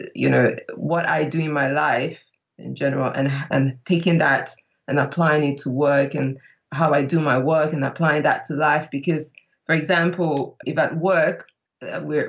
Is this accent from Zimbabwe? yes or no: no; Nigeria; moved away as an adult; now in London, United Kingdom; I am Nigerian, but based in London. I've been based out here for the past 8 years